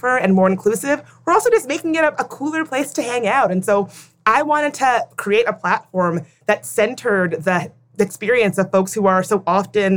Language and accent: English; Midlothian, Virginia, United States; I grew up in a very small town in Midlothian, Virginia